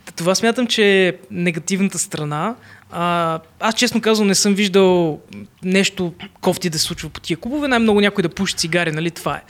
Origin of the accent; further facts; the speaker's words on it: Plovdiv, Plovdiv Province, Bulgaria; съм от Пловдив